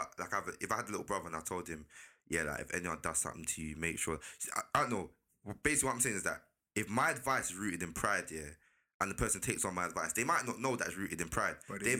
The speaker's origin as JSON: {"language": "English", "region": "London", "country": "United Kingdom", "tie": "born or raised there", "said": "But growing up in South, fam, there's a way that you're brought up"}